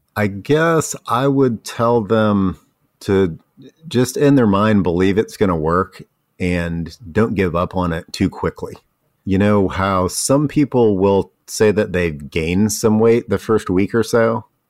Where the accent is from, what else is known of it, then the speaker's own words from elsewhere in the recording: Ohio, United States; moved away; also born or lived in Tennessee; I grew up in Ohio, and I didn't know what pimento cheese was until I moved to, uh, Tennessee